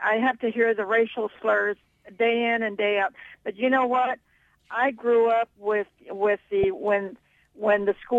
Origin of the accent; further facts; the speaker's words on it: United States; English is a second language; I'm Latina, but I'm American-born.